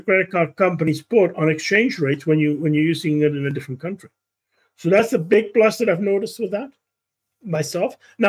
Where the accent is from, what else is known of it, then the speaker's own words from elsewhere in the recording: Canada; as a Canadian, buying things in the United States is one area where actually cryptocurrency was very beneficial.